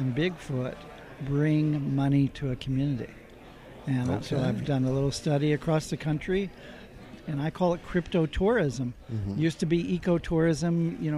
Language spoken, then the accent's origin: English; Maine, United States; I'm from Maine.